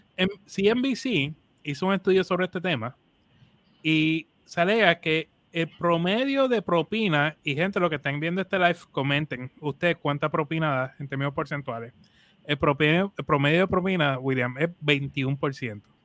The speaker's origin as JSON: {"language": "Spanish", "country": "Puerto Rico", "said": "nosotros como cultura latina, boricua en nuestro caso"}